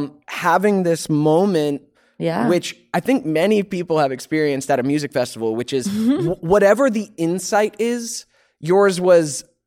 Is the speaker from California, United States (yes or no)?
no; Georgia, United States